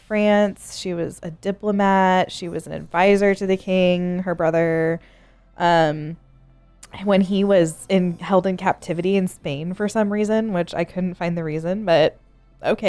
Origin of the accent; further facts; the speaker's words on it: United States; I'm so American.